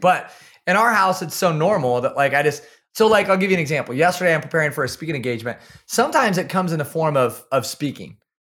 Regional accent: Kalona, Iowa, United States; I'm from small town Iowa. I grew up in Kelowna, Iowa

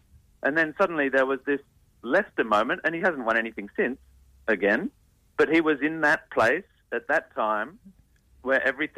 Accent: Canberra, Australian Capital Territory, Australia

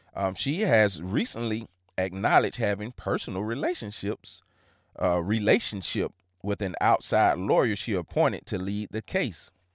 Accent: Hancock County, Georgia, United States; I'm from Hancock County, Georgia.

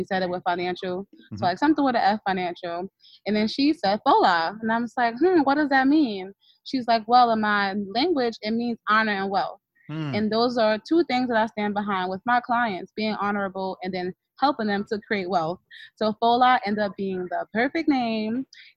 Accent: New York City, New York, United States; I was born and raised in the Bronx, New York

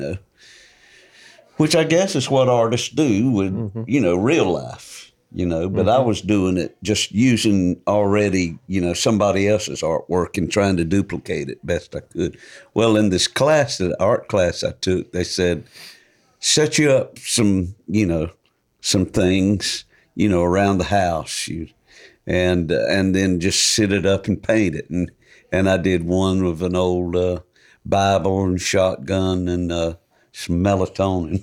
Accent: United States; growing up on Dog Hill

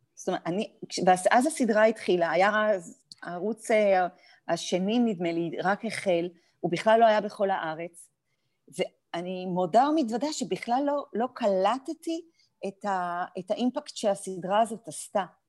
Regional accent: Afula, Northern District, Israel; היינו יחד בעמק יזרעאל, גדלנו

